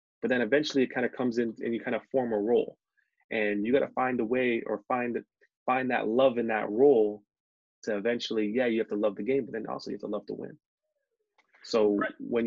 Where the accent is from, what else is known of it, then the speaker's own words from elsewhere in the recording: Hamilton, Ontario, Canada; moved away; I'm from Hamilton